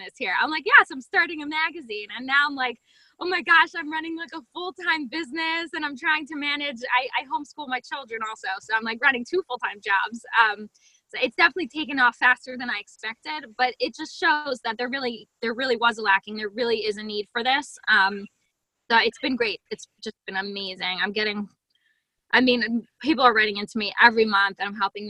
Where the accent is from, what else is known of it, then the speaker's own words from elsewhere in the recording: Harrisburg, Pennsylvania, United States; Harrisburg, Pennsylvania